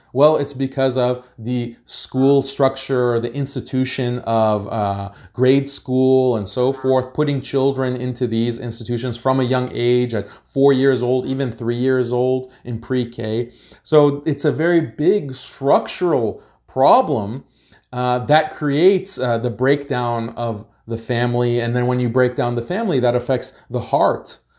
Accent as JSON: {"language": "English", "country": "United States", "tie": "born or raised there", "said": "I was born in America, so I'm American"}